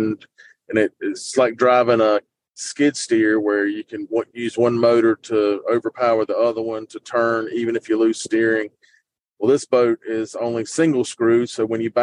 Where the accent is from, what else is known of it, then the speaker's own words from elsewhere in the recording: New Bern, North Carolina, United States; I grew up in New Bern, North Carolina, which is about 30 minutes west of Morehead City